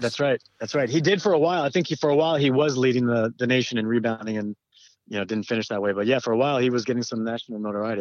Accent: Southern California, United States; I grew up in Southern California

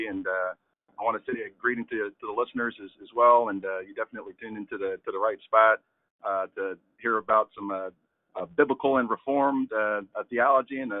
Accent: Albany, New York, United States; moved away as an adult; now in Baltimore, United States; I'm originally from upstate New York, Albany, which is the capital of New York. Everybody thinks it's New York City, but it's not. It's Albany. That's where I'm from. So shout out to the Capital District. But I grew up in Albany

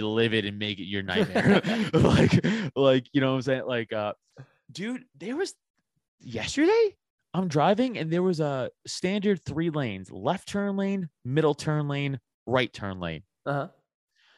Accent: New York City, New York, United States; also born or lived in Philadelphia suburbs; now in Philadelphia, United States; I grew up in New York

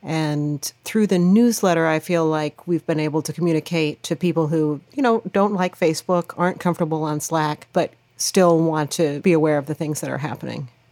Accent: Lawrence, Kansas, United States; I grew up in Lawrence, Kansas, which is the home of the Jayhawks.

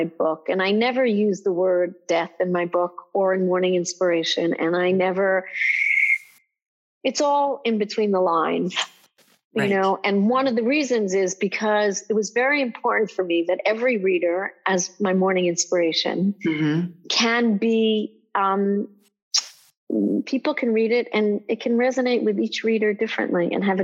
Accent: Israel; I grew up in Israel

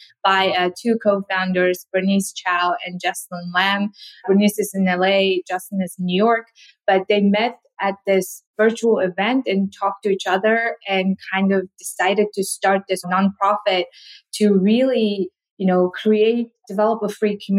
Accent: South Korea; English is a second language; moved away as an adult; also born or lived in Mongolia / Russia / Austin, Texas; now in Washington, D.C., United States; I was born in Mongolia, grew up mostly in South Korea before moving to the US

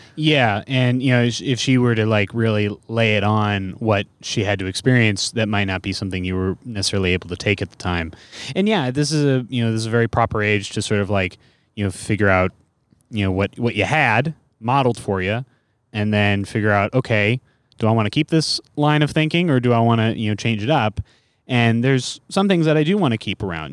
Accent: Bay Area, California, United States; I'm from the Bay Area

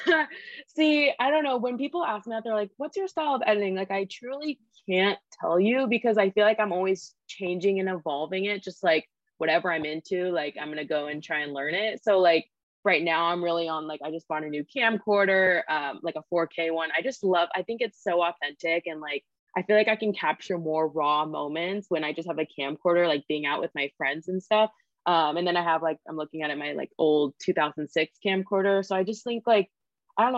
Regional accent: Sacramento, California, United States; moved away as an adult; now in Los Angeles, United States; I grew up in Sacramento. So I just moved

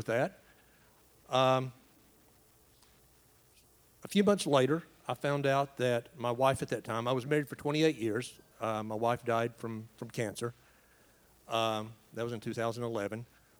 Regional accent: East Tennessee, United States; moved away as an adult; now in Asheville, United States; Raised in a small town in East Tennessee. Grew up there, then went on to teach about 20 miles away from my hometown

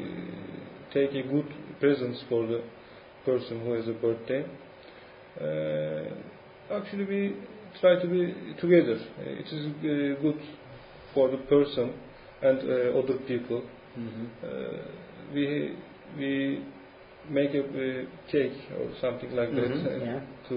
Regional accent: İzmit, Kocaeli, Turkey; English is a second language; now in Istanbul, Turkey; I grew up in İzmit, in a flat

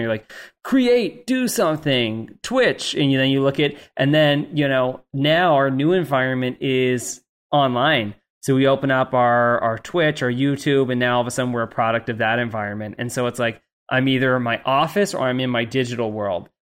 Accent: Canada; I say H because I'm Canadian

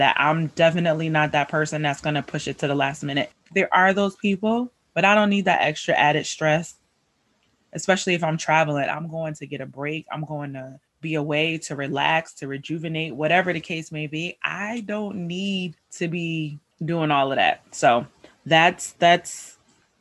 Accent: United States; we as Americans

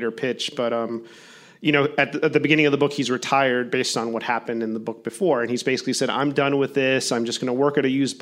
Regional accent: Miami, Florida, United States; my hometown of Miami

